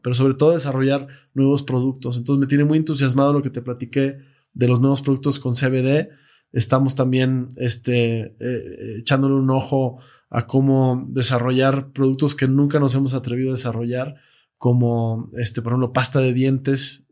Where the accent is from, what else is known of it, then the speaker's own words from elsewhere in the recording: Mexico; nos cuesta como mexicanos creer que, podemos